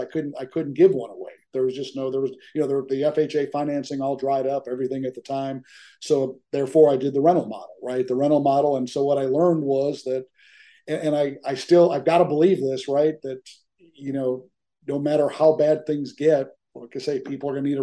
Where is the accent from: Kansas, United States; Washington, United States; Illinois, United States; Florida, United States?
Illinois, United States; Chicago; now in Dallas, United States; I grew up in the Chicago area